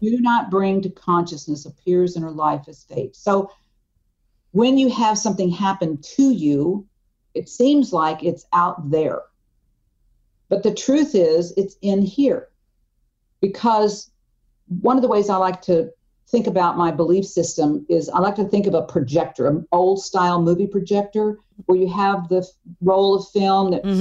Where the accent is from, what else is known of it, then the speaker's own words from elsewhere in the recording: Tulsa, Oklahoma, United States; moved away; I had moved back to my hometown, uh, Tulsa, Oklahoma